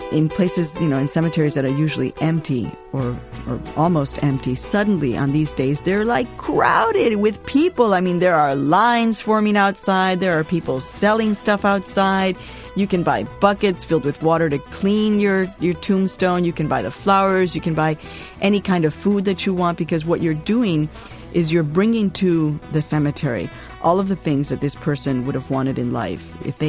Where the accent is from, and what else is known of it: Chicago, Illinois, United States; born or raised there